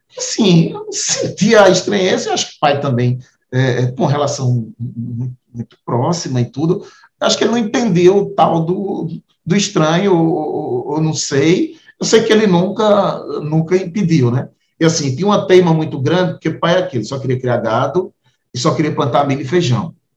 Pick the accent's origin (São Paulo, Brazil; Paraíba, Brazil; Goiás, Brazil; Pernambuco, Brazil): Pernambuco, Brazil; Tabira; also born or lived in Solidão; a nossa casa é na divisa entre Tabira e Solidão